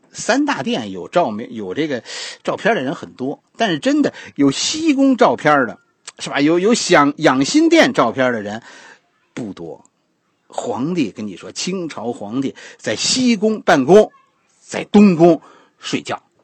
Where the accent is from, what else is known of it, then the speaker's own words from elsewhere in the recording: China; 我们中国人